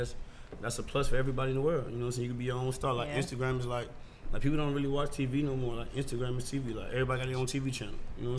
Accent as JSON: {"language": "English", "town": "Savannah", "region": "Georgia", "country": "United States", "tie": "born or raised there", "also_born_or_lived": "New York / Atlanta", "said": "I'm from New York. I'm born in New York. I'm from Savannah, Georgia, but I'm born in New York."}